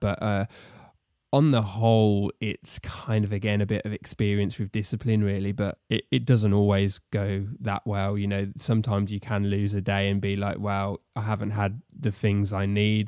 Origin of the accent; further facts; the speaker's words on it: Solihull, West Midlands, United Kingdom; moved away as an adult; also born or lived in Telford; I was born and raised in Solihull